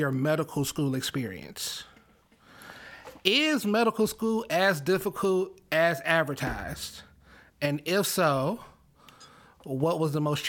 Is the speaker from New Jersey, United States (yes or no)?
no; Chicago, Illinois, United States; As a Chicagoan